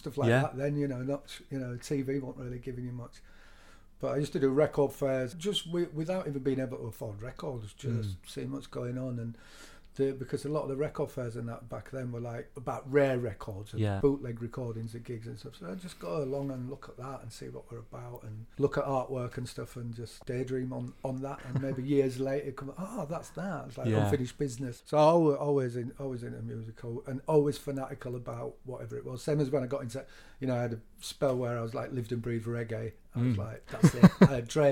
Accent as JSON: {"language": "English", "town": "Leeds", "region": "Yorkshire and the Humber", "country": "United Kingdom", "said": "we're from Leeds."}